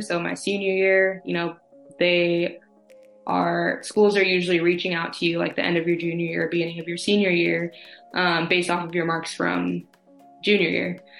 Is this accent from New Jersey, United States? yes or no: no; California, United States; also born or lived in Oregon; I am from California, um, born and raised